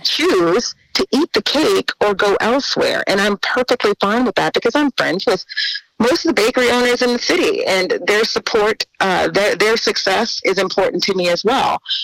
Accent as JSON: {"language": "English", "town": "New Orleans", "region": "Louisiana", "country": "United States", "tie": "born or raised there", "moved": "as an adult", "said": "I, you know, was born and raised in New Orleans."}